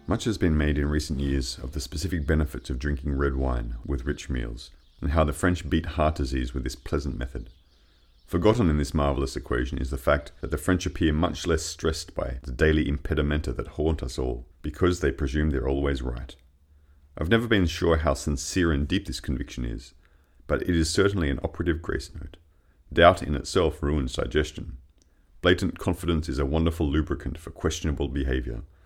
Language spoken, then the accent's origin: English; Australia; moved away as an adult; also born or lived in Paris, France; now in Poitiers, France; I'm from Australia, but I've been living in France for more than ten years now.